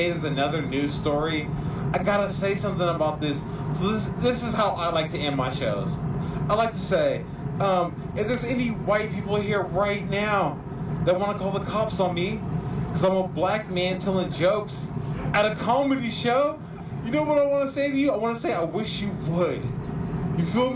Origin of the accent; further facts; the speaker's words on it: Oakland, California, United States; I'm from Oakland